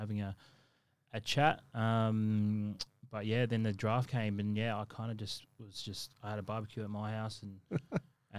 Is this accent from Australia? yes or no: yes; Adelaide, South Australia, Australia; moved away as an adult; also born or lived in Henley Beach, Adelaide; now in Queensland, Australia; I'm originally from Salisbury, which is, for anyone that's been to Adelaide, it's like the equivalence of Logan